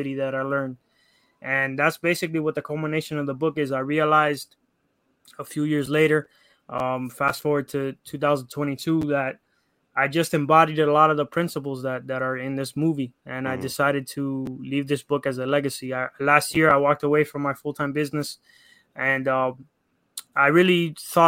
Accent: Miami, Florida, United States; born and raised in Miami, Florida

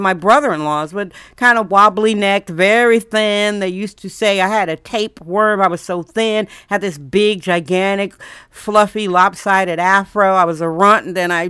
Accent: Milwaukee, Wisconsin, United States; now in San Francisco, United States; I'm from Milwaukee, Wisconsin, so I was raised going to parades.

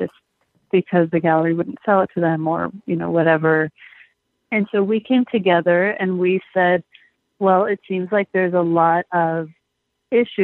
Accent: Los Angeles, California, United States; also born or lived in Michigan; I'm from Los Angeles, born and raised

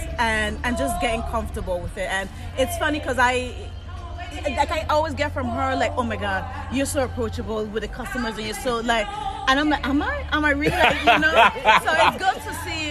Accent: U.S. Virgin Islands; moved away; Originally St. Thomas, Virgin Islands

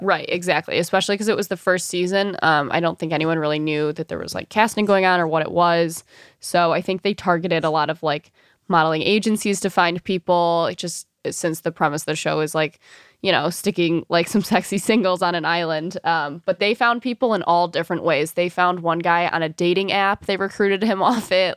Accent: Birmingham, Michigan, United States; moved away as an adult; also born or lived in Mount Pleasant, Michigan / New York City; I grew up in Birmingham, Michigan

